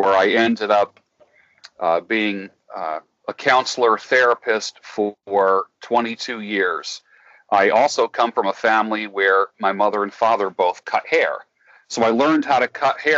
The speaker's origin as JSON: {"language": "English", "region": "New York", "country": "United States", "tie": "born or raised there", "said": "I grew up the oldest of three boys. My parents were very young when they had me. We grew up in New York"}